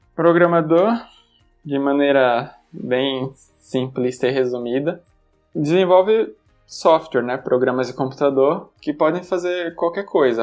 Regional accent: Aracaju, Sergipe, Brazil; moved away as an adult; also born or lived in Campinas; now in São Paulo, Brazil; Morei em Aracaju até o final do ensino médio, ou seja, até os 18 anos

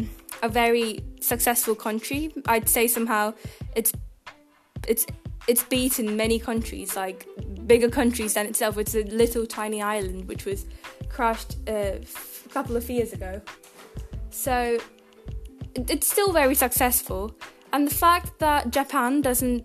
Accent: India; first language Telugu; English is a second language; because we're just Telugu people and we want to talk in Telugu

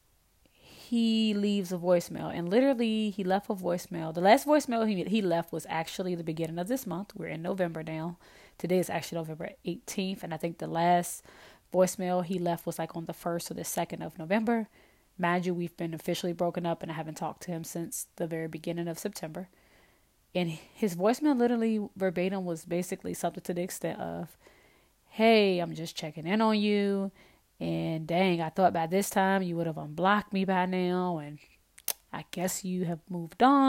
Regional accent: Virginia, United States; moved away as an adult; now in Louisiana, United States; I am originally from Virginia. I moved to Louisiana

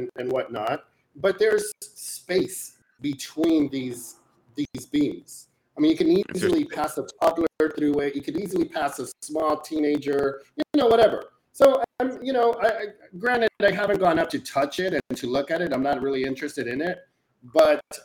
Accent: Rio Grande Valley, Texas, United States; moved away as an adult; now in Brooklyn, United States; I grew up on the border. I grew up in, you know, the Rio Grande Valley

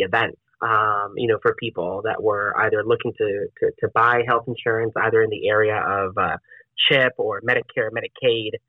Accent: Dominican Republic; now in Pennsylvania, United States; I'm from the I'm from the Dominican Republic.

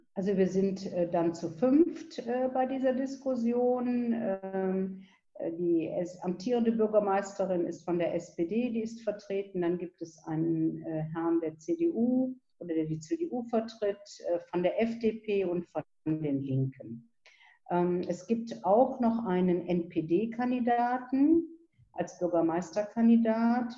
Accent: Viersen, North Rhine-Westphalia, Germany; ich bin hier auch in Viersen geboren, lebe also in meiner Heimatstadt

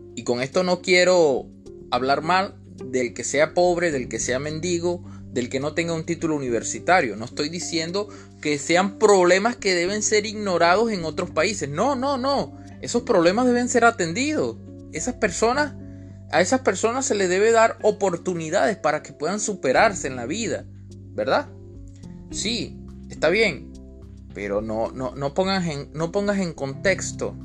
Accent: Venezuela; yo sí vivo aquí en Venezuela, que soy venezolano y aún estoy aquí

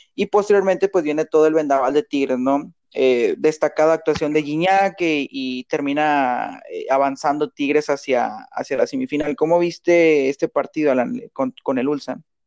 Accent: Monterrey, Nuevo León, Mexico; nosotros pues somos de Monterrey

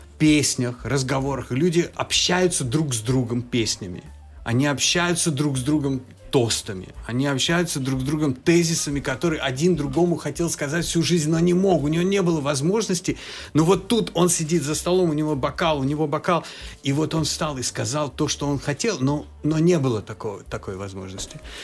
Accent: Georgia; moved away; я как человек с Кавказа, особенно с Грузии

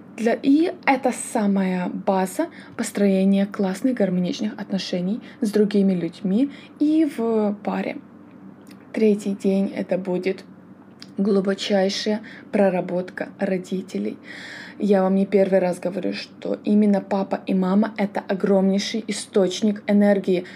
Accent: Kyiv, Ukraine; сама я родом с Киева

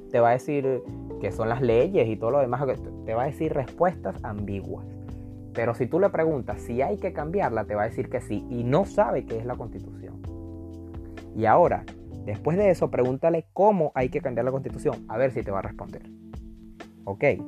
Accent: Venezuela; now in Chile; nosotros como, como venezolanos

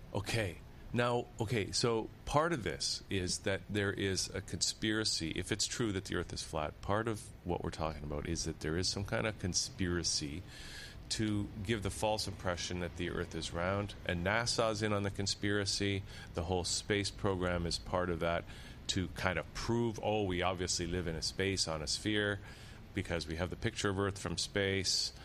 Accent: Niagara Peninsula, Ontario, Canada; my hometown is in the Niagara Peninsula

